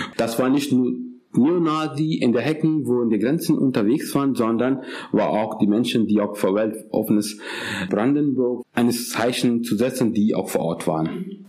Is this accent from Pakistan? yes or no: yes; Pakistan; German is a second language; now in Germany; Ich komme übrigens aus Pakistan